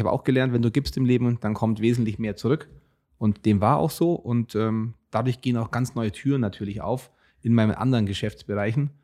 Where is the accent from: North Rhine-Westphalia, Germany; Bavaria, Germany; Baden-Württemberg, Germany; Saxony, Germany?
Bavaria, Germany; Augsburg; accent: Bavarian; ich komme aus Augsburg